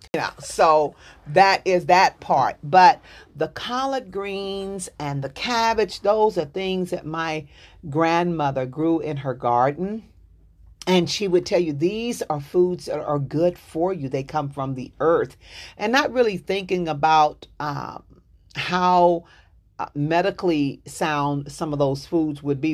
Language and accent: English; Dallas, Texas, United States; I'm from Dallas, Texas